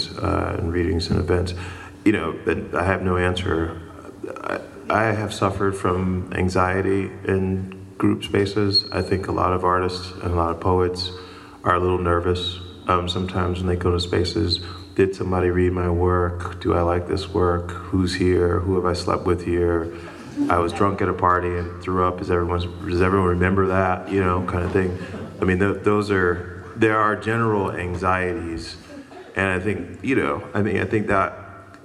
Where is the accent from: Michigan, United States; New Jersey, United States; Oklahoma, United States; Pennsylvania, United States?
Michigan, United States; Grand Rapids; now in New York City, United States; I grew up in Grand Rapids, Michigan, which is, white haven.